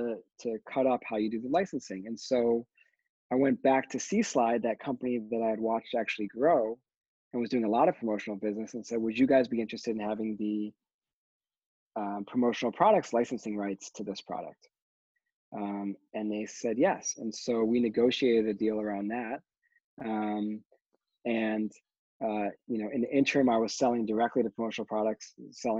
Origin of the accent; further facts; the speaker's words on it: Michigan, United States; I'm from Michigan